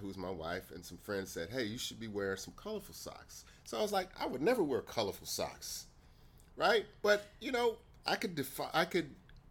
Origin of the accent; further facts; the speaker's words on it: Riverside, California, United States; also born or lived in Jacksonville, Florida; my father moved out to Riverside, California when I was really young